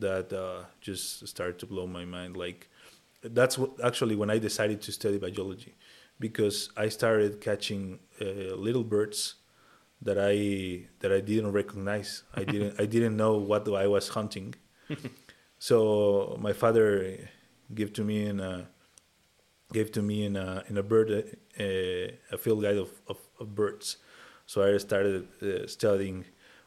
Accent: Mexico City, Mexico; So I grew up in Mexico City, a very crowded city.

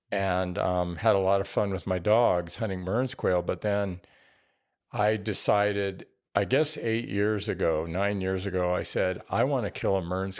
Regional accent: New Mexico, United States; I grew up in New Mexico with scaled quail

